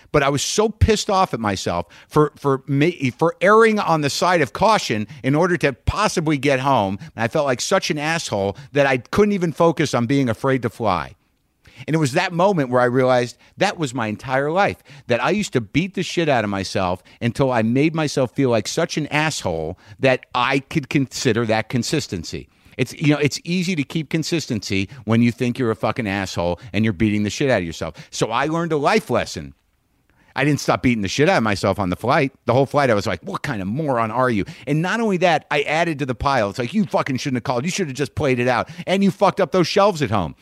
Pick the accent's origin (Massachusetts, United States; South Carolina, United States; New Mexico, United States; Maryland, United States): New Mexico, United States; Albuquerque; also born or lived in New Jersey; I grew up in Albuquerque. That's where I grew up. My parents are from Jersey. I was born in Jersey. I lived